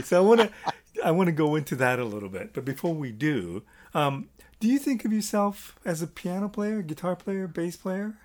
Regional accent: Toronto, Ontario, Canada; I'm from Toronto, Canada

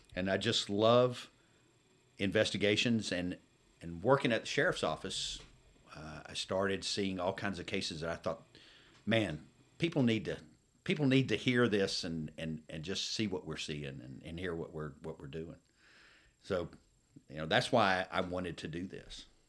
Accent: Atlanta, Georgia, United States; I grew up in and around the Atlanta area

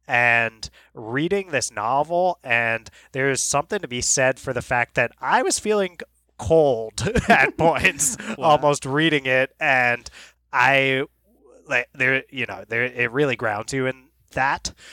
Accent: Colorado, United States; You might know I'm from Colorado, but I'm spending time down in Florida with family right now

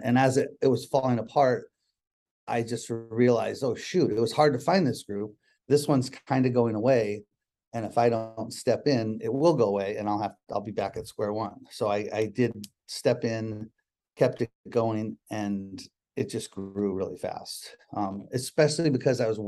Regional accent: Connecticut, United States; also born or lived in Boston, Massachusetts; now in Seattle, United States; I was born in Boston, grew up in Connecticut

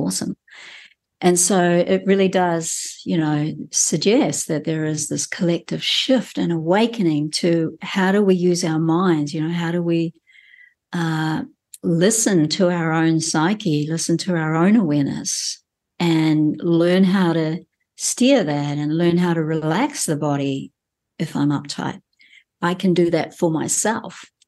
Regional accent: New Zealand; as a Kiwi who's grown up in this country

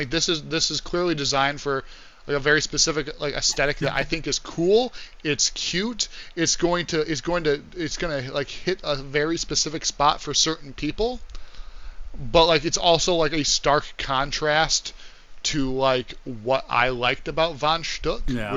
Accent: Michigan, United States; I'm from Michigan

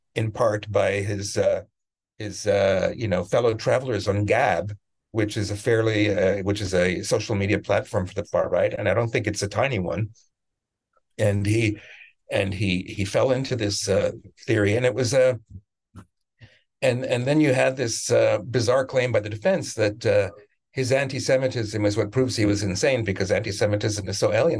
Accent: Canada; also born or lived in Israel; now in United States; I'm from Canada originally

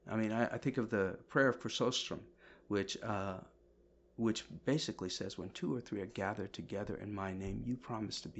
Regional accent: Kerala, India; so I'm from India, right? Mm-hmm. I was mm-hmm. born in India, you know, and um, India, South India, Kerala

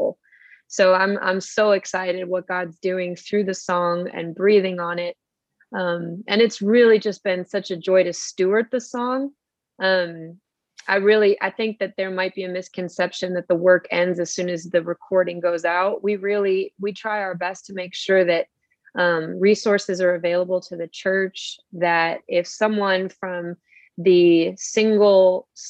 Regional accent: Buffalo, New York, United States; I hail from Buffalo, New York

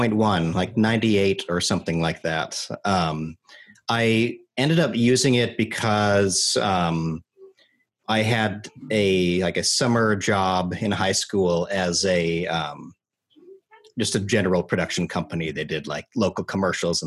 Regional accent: Salt Lake City, Utah, United States; moved away as an adult; now in Los Angeles, United States; I grew up in Salt Lake City, Utah, and moved to LA for college. So I've been here since 2001.

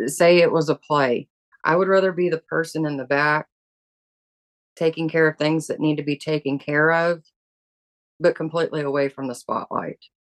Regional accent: the South, United States; I grew up in the South

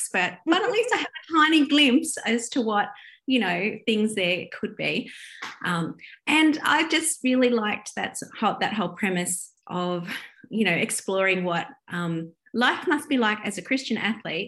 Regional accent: Australia; I'm Australian

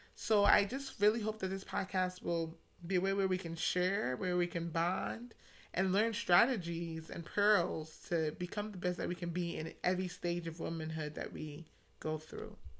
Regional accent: New York City, New York, United States; now in Atlanta, United States; I'm originally from New York City, specifically the Bronx, and now residing in Atlanta

